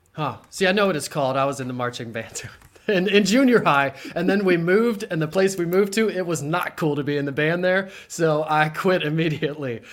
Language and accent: English; Harrisburg, Pennsylvania, United States; born or raised there; also born or lived in Mechanicsburg / Williamsport